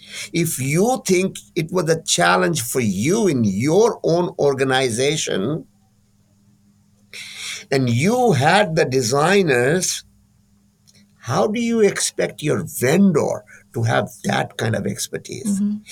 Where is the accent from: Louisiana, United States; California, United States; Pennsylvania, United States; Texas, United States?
California, United States; I'm from California. And California is known for its capabilities in design and development, creativity, and so on.